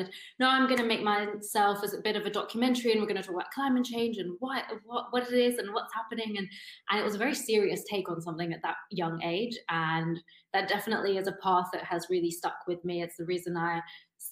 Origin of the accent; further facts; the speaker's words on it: United Kingdom; moved away as an adult; now in Berlin, Germany; originally from just outside London